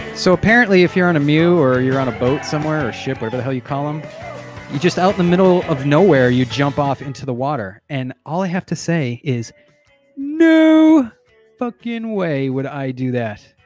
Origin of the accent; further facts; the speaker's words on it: New Hampshire, United States; I grew up in New